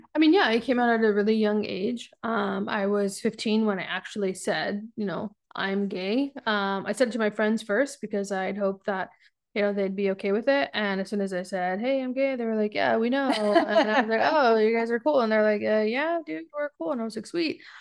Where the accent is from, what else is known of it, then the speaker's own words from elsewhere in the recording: South Texas, United States; moved away as an adult; also born or lived in San Diego, California; now in North Carolina, United States; I grew up in Texas for most of my life